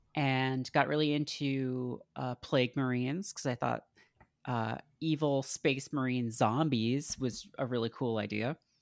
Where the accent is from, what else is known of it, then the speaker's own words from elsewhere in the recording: Canada; I grew up in Canada in, you know, the nineties